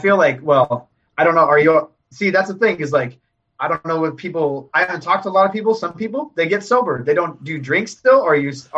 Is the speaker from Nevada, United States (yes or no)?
yes; Nevada, United States; also born or lived in Washington; I grew up in Tahoe.